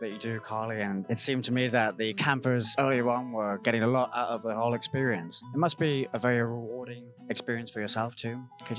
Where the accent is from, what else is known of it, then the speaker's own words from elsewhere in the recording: United Kingdom; I'm coming in here as a British guy. My role is to explore the whole summer camp tradition, which we don't really have too much in the UK